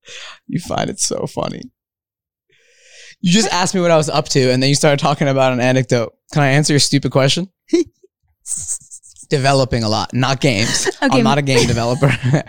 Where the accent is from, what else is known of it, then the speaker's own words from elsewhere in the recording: Montclair, New Jersey, United States; also born or lived in Rio de Janeiro, Brazil; now in Studio City, United States; I grew up in Montclair, New Jersey.